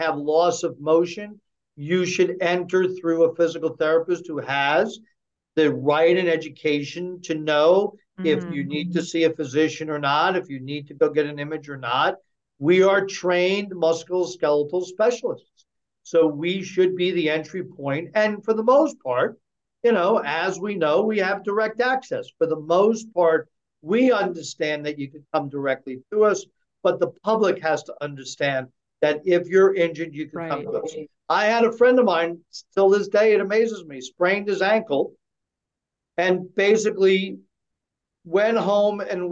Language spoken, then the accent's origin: English; United States; We, as American people